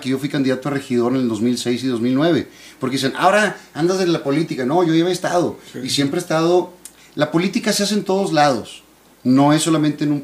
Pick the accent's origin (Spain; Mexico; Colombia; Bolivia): Mexico; Monterrey, Nuevo León; yo crecí en la Roma. Okay, ahí entre Paricutín y Palestina, cuatro cuadras del, canal y del, Rosario, cuatro cuadras de, multimedios.